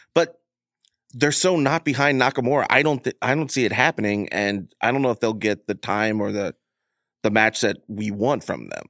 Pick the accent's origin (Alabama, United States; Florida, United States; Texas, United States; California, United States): Texas, United States; Houston; I'm from Houston myself